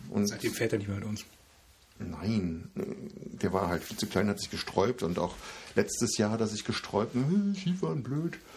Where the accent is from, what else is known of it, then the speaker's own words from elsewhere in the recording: Koblenz, Rhineland-Palatinate, Germany; born there; für mich als gebürtiger Koblenzer ist äh, ein Laden in Koblenz auch lokal.